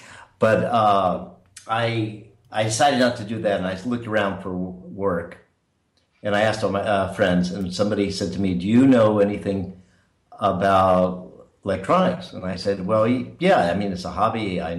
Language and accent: English; San Francisco, California, United States; That's right. And my family came to San Francisco around 1900, so we were there a long time.